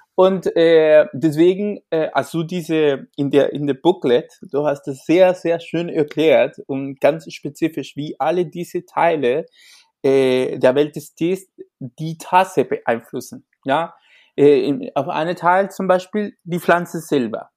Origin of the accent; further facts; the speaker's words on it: Chile; German is a second language; moved away; also born or lived in Taiwan; ich komme ich komme ursprünglich aus Chile. Ich komme aus einem Land, die viel Tee trinkt.